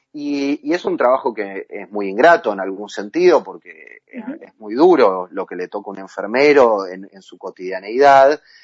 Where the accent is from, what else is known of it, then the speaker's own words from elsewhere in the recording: Argentina; como argentinos